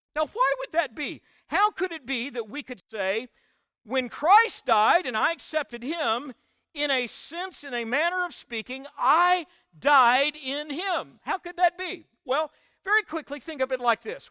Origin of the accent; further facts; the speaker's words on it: Oklahoma, United States; I was born in Oklahoma. I'll always be an Okie in my D N